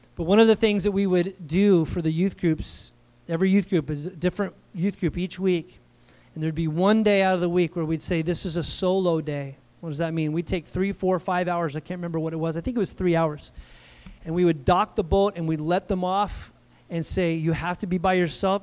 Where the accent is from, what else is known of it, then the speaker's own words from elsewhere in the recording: United States; I'm an American